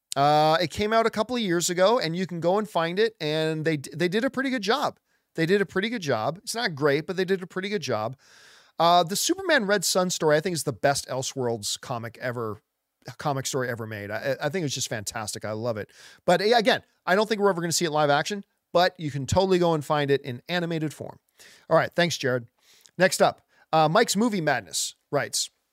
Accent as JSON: {"language": "English", "country": "Canada", "tie": "born or raised there", "said": "I am Italian Canadian. I was born in Canada"}